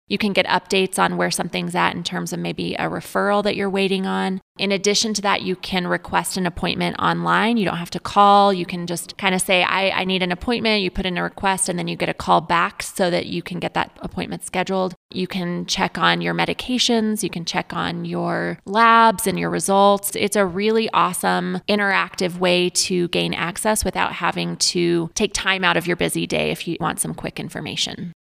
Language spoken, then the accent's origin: English; central New Mexico, United States; moved away as an adult; also born or lived in Denver, Colorado; now in San Luis Valley, United States; I grew up in a very small town in central New Mexico